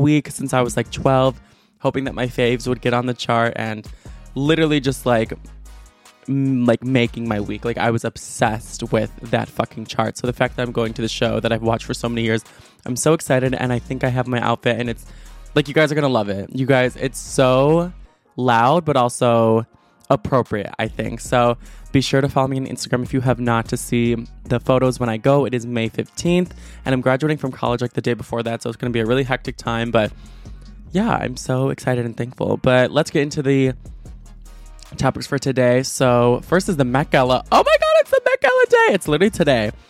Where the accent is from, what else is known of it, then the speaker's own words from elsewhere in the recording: United States; as an American